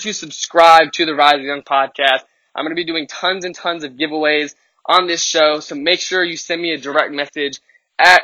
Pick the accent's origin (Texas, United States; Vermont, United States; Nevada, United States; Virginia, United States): Virginia, United States; Richmond; born or raised there